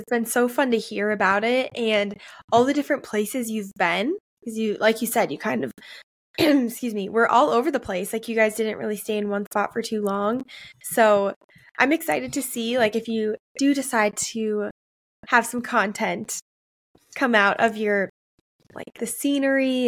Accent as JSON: {"language": "English", "town": "Maple Grove", "region": "Minnesota", "country": "United States", "tie": "born or raised there", "said": "the church I grew up in Maple Grove, Minnesota"}